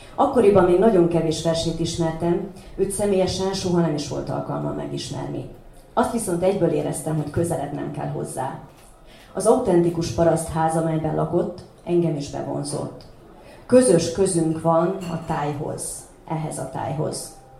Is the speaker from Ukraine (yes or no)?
no; Doroslovo, Vojvodina, Serbia; otthon Doroszlón